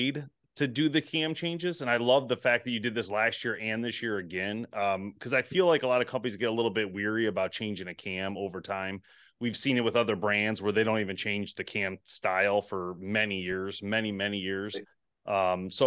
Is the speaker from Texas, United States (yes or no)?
no; Michigan, United States; We're from Michigan.